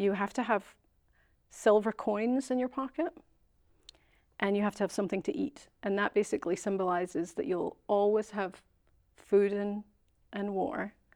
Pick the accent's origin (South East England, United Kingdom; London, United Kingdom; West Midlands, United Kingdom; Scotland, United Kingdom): Scotland, United Kingdom; moved away; Being Scottish